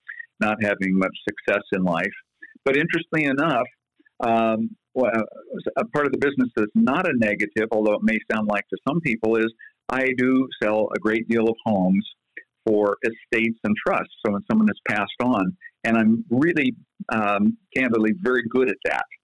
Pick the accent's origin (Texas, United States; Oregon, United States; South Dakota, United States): Oregon, United States; Eugene; also born or lived in Philadelphia, Pennsylvania / Arizona / Southern California / Portland, Oregon; I was born in Philadelphia, moved to Arizona, then Southern California, and then by the time I was 9 years old, I was in Eugene, Oregon